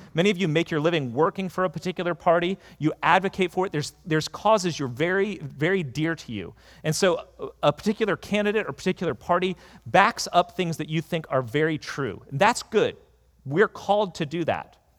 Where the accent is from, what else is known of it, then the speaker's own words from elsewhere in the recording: United States; being an American